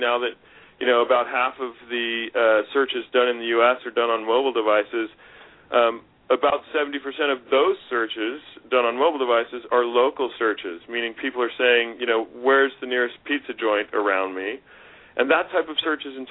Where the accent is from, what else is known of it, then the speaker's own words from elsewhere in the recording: the West, United States; moved away; also born or lived in Pennsylvania; I grew up in the West